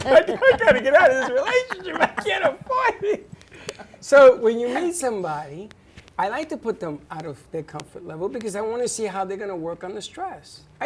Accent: New York, United States; No, a knife and a fork with a pizza. I'm from

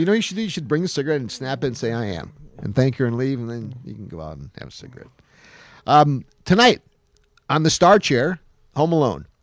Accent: Utica, New York, United States; moved away; I knew it snowed in Utica, New York, my hometown, today

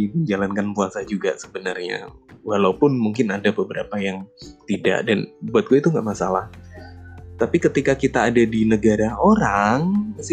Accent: Indonesia; Gue berasal dari Indonesia dan satu-satunya orang Indonesia yang ada di short course tersebut.

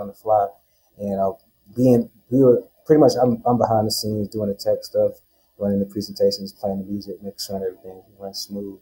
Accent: North Carolina, United States; moved away as an adult; now in Las Vegas, United States; I'm not from Vegas. I'm from North Carolina

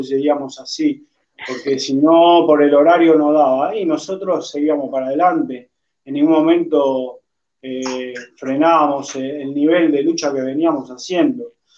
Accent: Argentina; fuera de mi país, de Argentina

